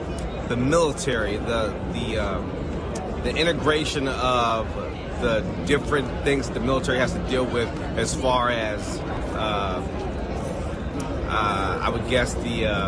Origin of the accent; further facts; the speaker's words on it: Las Vegas, Nevada, United States; Las Vegas, Nevada.